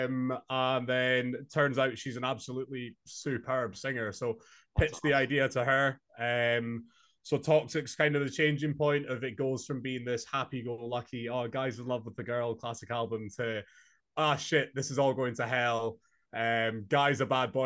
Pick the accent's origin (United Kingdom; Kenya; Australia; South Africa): United Kingdom; Inverness, Scotland; moved away as an adult; now in Glasgow, United Kingdom; I'm from Scotland, born and raised in Inverness, but moved to Glasgow a couple months ago